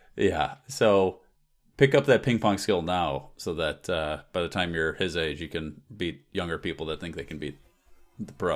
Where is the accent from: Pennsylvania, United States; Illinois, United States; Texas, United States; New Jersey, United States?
Illinois, United States; Chicago; I'm from Chicago area